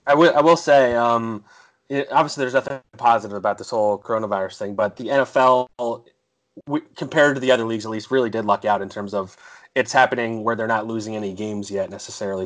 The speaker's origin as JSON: {"language": "English", "town": "Philadelphia", "region": "Pennsylvania", "country": "United States", "said": "I'm from Philadelphia"}